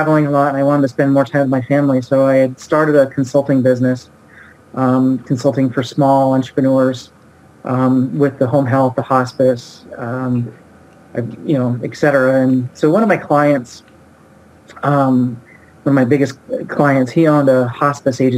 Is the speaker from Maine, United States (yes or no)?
no; Oregon, United States; I grew up in Oregon